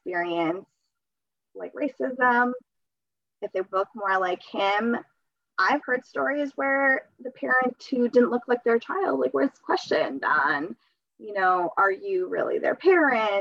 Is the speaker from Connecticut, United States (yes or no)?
yes; Connecticut, United States; English is a second language; I was born in Connecticut.